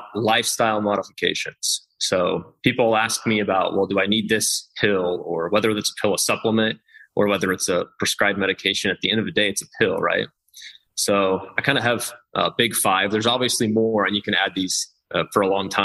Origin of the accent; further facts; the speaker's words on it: Kansas, United States; I'm from Kansas